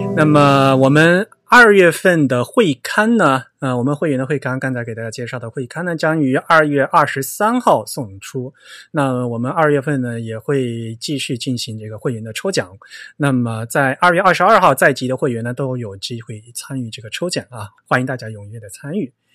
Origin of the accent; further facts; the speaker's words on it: Yong'an, Fujian, China; moved away; 我是永安人，嗯，所以你说福州话，我说永安话，我们是互相听不懂的